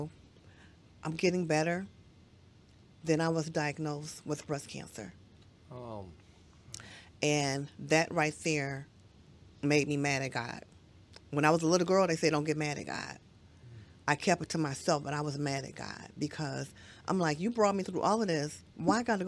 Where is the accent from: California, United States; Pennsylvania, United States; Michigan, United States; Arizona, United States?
Michigan, United States; Detroit; I'm from Detroit